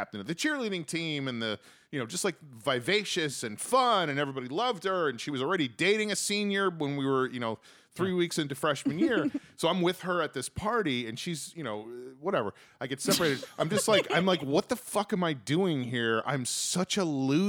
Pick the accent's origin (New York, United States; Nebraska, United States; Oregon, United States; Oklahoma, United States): New York, United States; New Rochelle; moved away; also born or lived in Bronx, New York; I was from New York